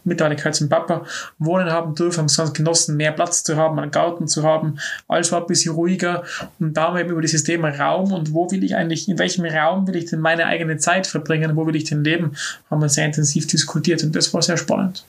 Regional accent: Innsbruck, Tyrol, Austria; Stadt, wo ich aufgewachsen bin

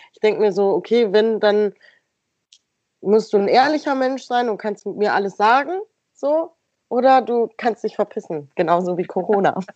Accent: Stadtlohn, North Rhine-Westphalia, Germany; wenn ich sage aus Stadtlohn

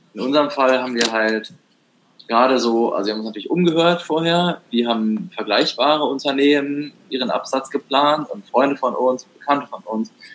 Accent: Germany; Das war im Harz, äh, da wo ich herkomme

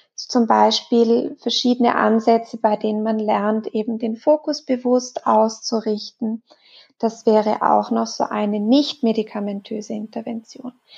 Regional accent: Switzerland; bei uns in der Schweiz

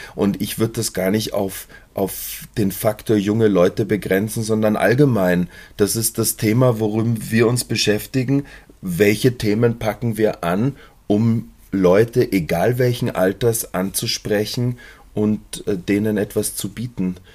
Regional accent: Munich, Bavaria, Germany; ich bin in München aufgewachsen

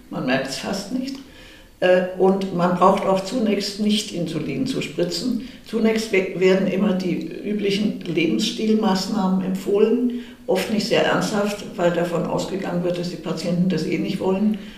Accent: Munich, Bavaria, Germany; ich wollte dann auch wieder nach München in meine Heimatstadt zurück

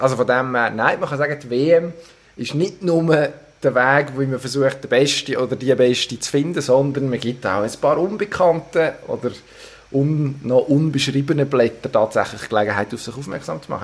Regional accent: Solothurn, Switzerland; ich als Solothurner

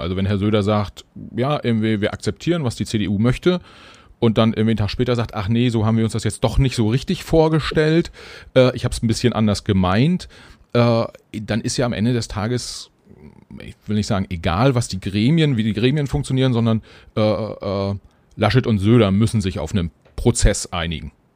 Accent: Germany; wir als Deutsche

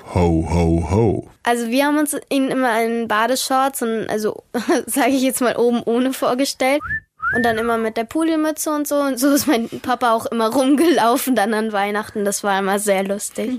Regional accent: Australia; now in Germany

